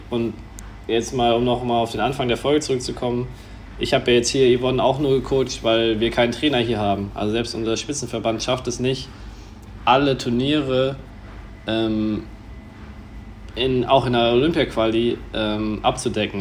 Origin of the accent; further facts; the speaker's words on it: Germany; bei uns in Deutschland